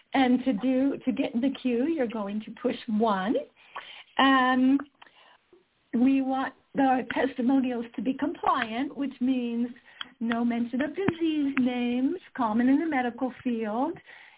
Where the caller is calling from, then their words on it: Utah, United States; I'm calling in from Utah.